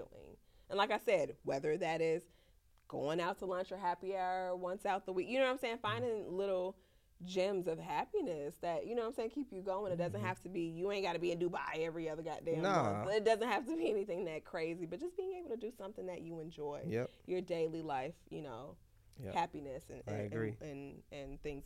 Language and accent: English; Chicago, Illinois, United States; I'm from Chicago